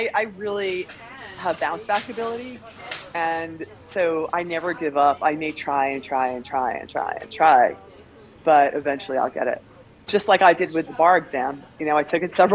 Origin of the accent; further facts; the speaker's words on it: New York, United States; I'm from New York.